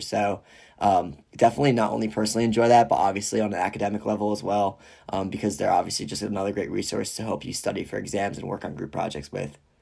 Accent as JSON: {"language": "English", "town": "Rye Brook", "region": "New York", "country": "United States", "moved": "as an adult", "lives_now": "Ann Arbor, United States", "said": "I am originally from Rybrook, New York, which is about thirty to forty-five minutes outside of New York City."}